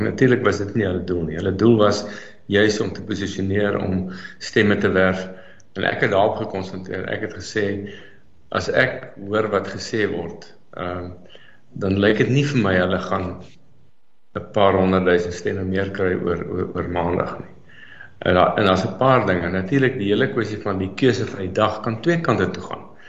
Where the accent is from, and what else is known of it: South Africa